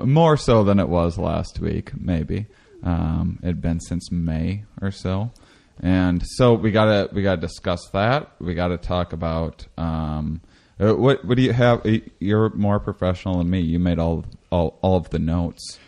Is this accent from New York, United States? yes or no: no; Wisconsin, United States; I grew up in Wisconsin